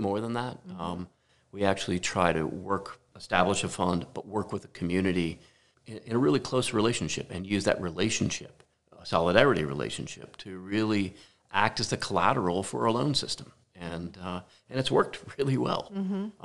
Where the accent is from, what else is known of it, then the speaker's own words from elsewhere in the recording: New Jersey, United States; also born or lived in Detroit; born and raised in New Jersey